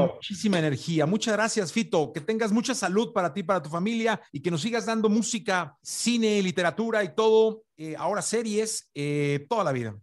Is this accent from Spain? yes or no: no; Mexico; yo como mexicano